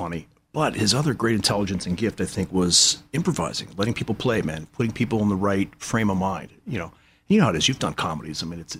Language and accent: English; New York City, New York, United States; also born or lived in Boston, Massachusetts; now in Playa del Rey, United States; I was born in Boston, raised in New York City.